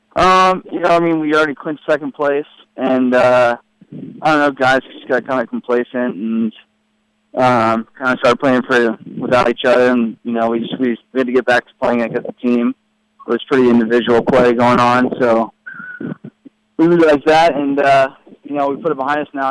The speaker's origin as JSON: {"language": "English", "region": "California", "country": "United States", "also_born_or_lived": "Florida", "moved": "as an adult", "lives_now": "Louisville, United States", "said": "I'm from California"}